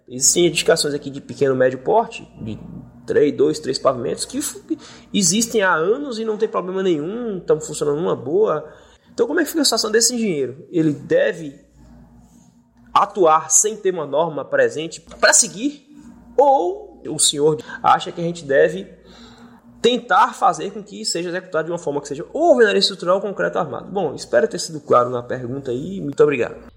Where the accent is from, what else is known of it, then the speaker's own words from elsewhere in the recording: Brumado, Bahia, Brazil; also born or lived in Salvador; vim para cá porque aqui é minha cidade natal e eu sempre gostei daqui